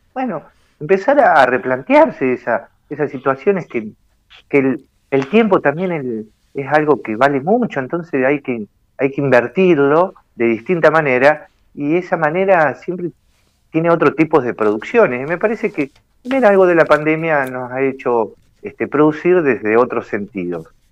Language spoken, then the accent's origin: Spanish; Argentina; somos Argentina